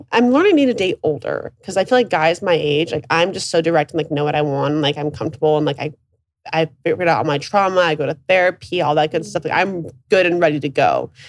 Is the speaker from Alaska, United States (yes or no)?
yes; Alaska, United States; I'm from Alaska.